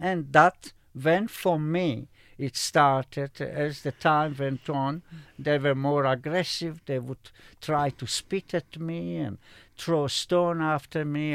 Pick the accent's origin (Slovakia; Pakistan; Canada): Slovakia; moved away; in my own country, I was born in Slovakia